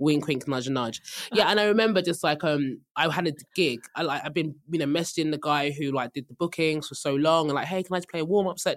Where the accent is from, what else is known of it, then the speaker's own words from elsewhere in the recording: Nigeria; as a Nigerian